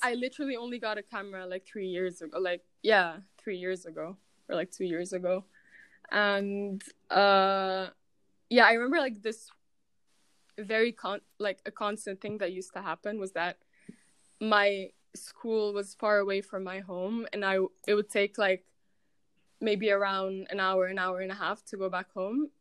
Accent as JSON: {"language": "English", "town": "Cairo", "region": "Cairo Governorate", "country": "Egypt", "tie": "born or raised there", "also_born_or_lived": "Lyon, France / Manchester, England", "moved": "as an adult", "said": "I'm from Cairo."}